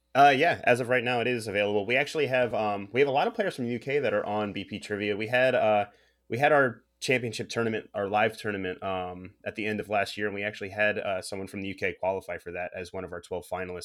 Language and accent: English; United States; I am an American man